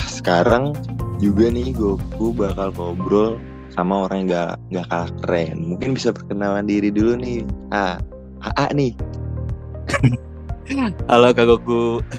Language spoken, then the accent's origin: Indonesian; Bandung, West Java, Indonesia; tuh gue dari SMP tuh emang mulai-mulai suka explore kan emang di kota sendiri gitu emang explore tempat-tempat sendiri tempat-tempat di kota sendiri karena Bandung tuh emang kalau dibilang Bandung gak ada habisnya tuh bener